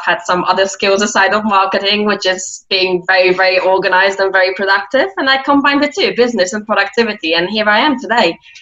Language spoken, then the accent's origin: English; Poland; moved away as an adult; now in London, United Kingdom; I'm originally Polish. Yes, I'm from Poland